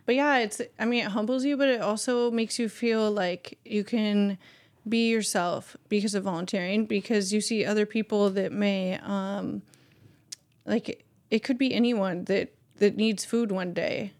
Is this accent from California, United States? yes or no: yes; Bay Area, California, United States; growing up in the Bay Area